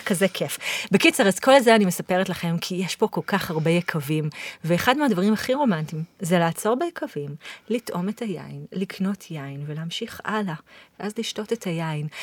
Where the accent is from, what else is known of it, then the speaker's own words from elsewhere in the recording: Israel; אני באתי מישראל